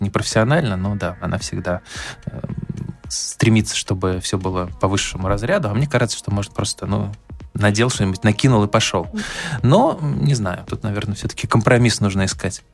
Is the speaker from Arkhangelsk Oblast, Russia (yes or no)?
yes; Arkhangelsk Oblast, Russia; я, поскольку вырос в Архангельской области, я примерно представляю, что такое северная природа